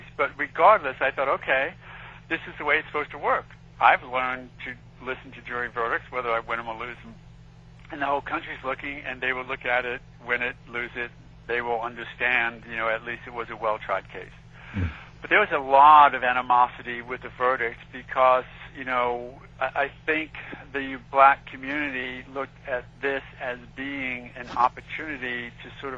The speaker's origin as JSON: {"language": "English", "town": "New York City", "region": "New York", "country": "United States", "tie": "born or raised there", "moved": "yes", "said": "I grew up in Queens, so, you know, I love New York"}